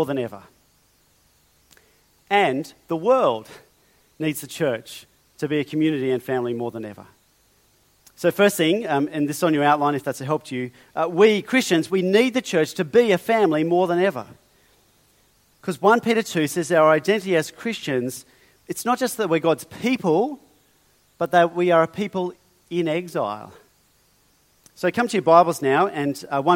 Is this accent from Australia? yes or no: yes; Australia; I am, you are, we are Australian